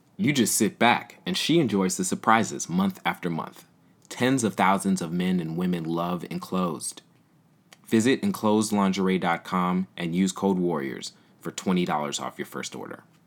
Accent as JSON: {"language": "English", "town": "Oakland", "region": "California", "country": "United States", "tie": "born or raised there", "said": "I grew up in the Bay Area in Oakland"}